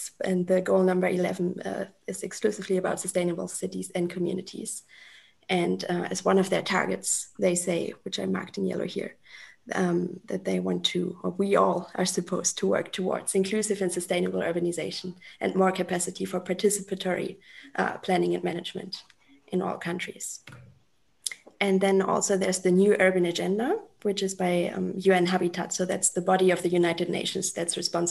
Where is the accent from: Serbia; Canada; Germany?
Germany; moved away as an adult; also born or lived in Mexico City, Mexico; now in Mexico; I am from Germany originally. I'm currently sitting in the south of Mexico.